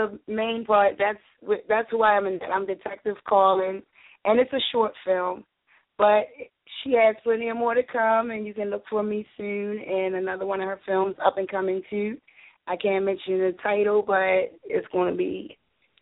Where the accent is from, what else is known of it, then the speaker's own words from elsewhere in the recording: Baltimore, Maryland, United States; I was born and raised in Baltimore City